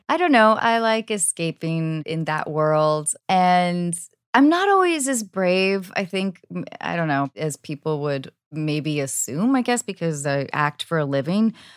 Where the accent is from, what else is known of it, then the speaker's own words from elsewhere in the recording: United States; being an American woman